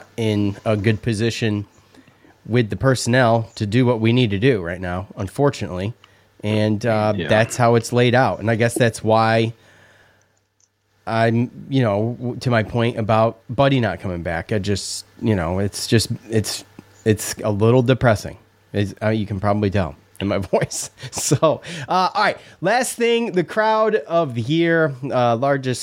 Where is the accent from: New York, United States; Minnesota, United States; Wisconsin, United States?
New York, United States; Syracuse; growing up, we didn't have much growing up in Syracuse